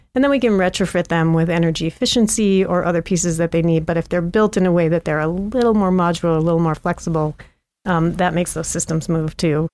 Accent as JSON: {"language": "English", "town": "St. Louis", "region": "Missouri", "country": "United States", "tie": "born or raised there", "also_born_or_lived": "Princeton, New Jersey", "moved": "as an adult", "lives_now": "Missoula, United States", "said": "I grew up mostly in Saint Louis"}